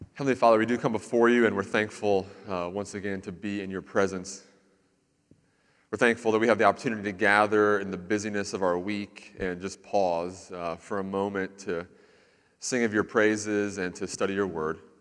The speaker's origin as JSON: {"language": "English", "region": "Central Florida", "country": "United States", "tie": "born or raised there", "said": "I lived in Central Florida for a lot of my life"}